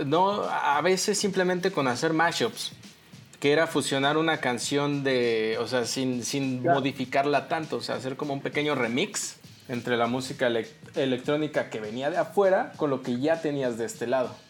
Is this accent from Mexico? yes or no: yes; Mexico; como mexicanos